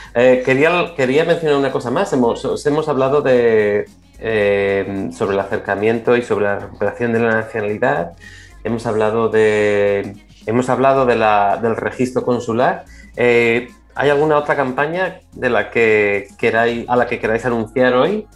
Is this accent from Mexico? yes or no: no; Spain; como buenos españoles